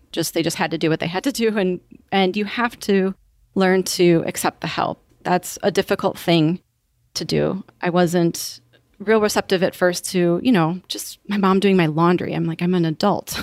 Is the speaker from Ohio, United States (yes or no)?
no; Wisconsin, United States; now in Naples, United States; I'm from Wisconsin